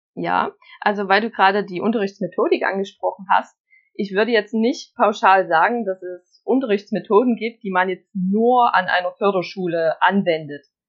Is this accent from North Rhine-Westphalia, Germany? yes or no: no; Saxony, Germany; also born or lived in Leipzig; bei uns in Sachsen